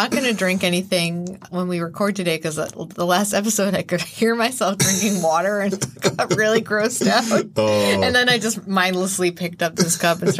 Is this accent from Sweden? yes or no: no; the South, United States; especially growing up in the South